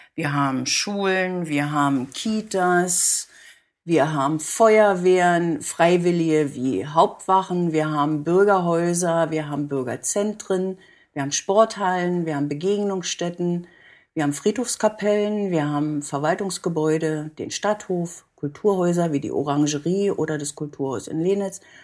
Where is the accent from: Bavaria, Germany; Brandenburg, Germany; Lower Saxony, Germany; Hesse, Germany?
Brandenburg, Germany; Guben; moved away as an adult; now in Oranienburg, Germany; ich bin eine gebürtige Gubnerin